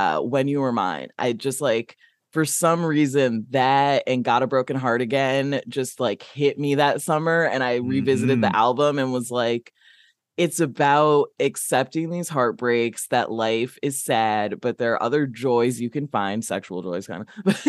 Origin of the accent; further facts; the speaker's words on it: Midwest, United States; I'm from the Midwest